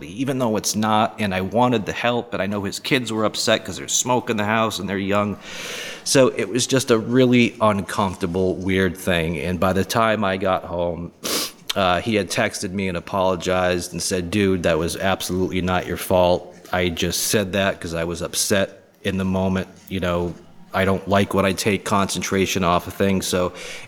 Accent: Boston, Massachusetts, United States; moved away as an adult; also born or lived in Charleston, South Carolina; Being born and raised in the Boston area, where it's a very liberal, progressive area

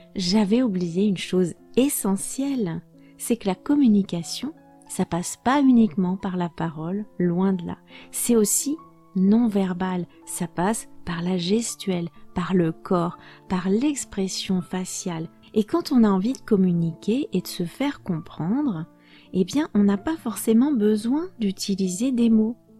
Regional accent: France; moved away; also born or lived in Portugal; je suis française

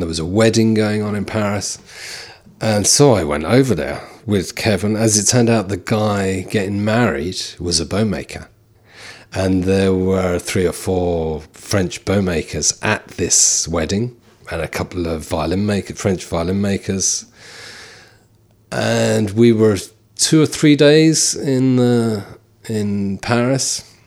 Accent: London, United Kingdom; now in County Carlow, Ireland; we all were born and bred in London, of Irish parents

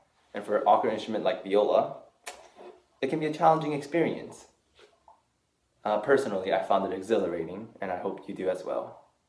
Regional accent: South Pasadena, California, United States; I'm from South Pasadena, California. I'm 18 years old

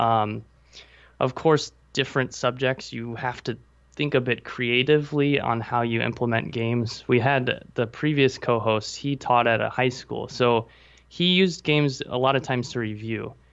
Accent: Nebraska, United States; moved away as an adult; now in Taipei, Taiwan; I'm actually in Taipei, Taiwan, and I am from Nebraska.

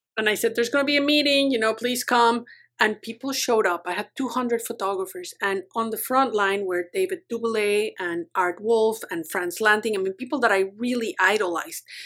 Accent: Mexico; moved away as an adult; also born or lived in United States; now in Vancouver Island, Canada; I grew up in Mexico

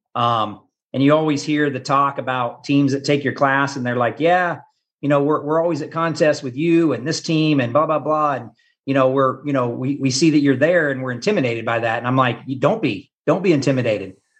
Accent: Topeka, Kansas, United States; now in Gardner, United States; I grew up in Topeka, Kansas, which is about an hour from Kansas City

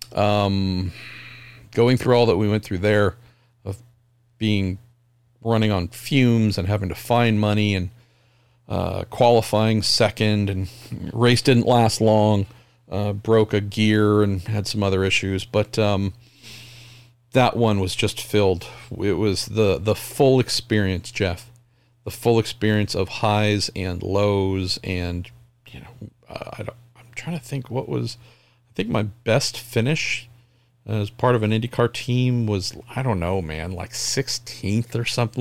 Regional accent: United States; I'm an American

